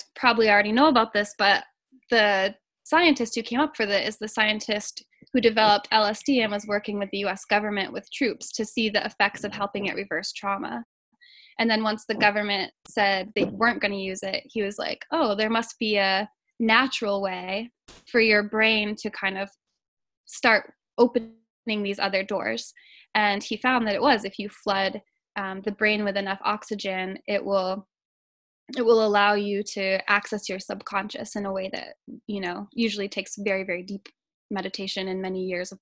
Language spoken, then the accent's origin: English; Maine, United States; I grew up in Maine